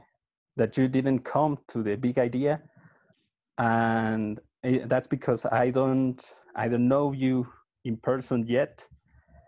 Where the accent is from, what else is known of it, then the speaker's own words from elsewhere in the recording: Mexico; I'm from Mexico